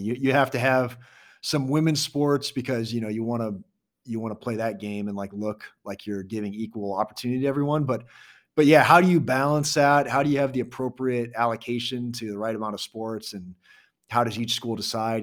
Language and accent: English; Iowa, United States; now in Kansas City, United States; I grew up in Iowa